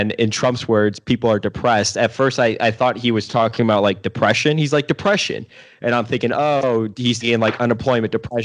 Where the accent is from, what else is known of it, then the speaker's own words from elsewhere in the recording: United States; I'm an American.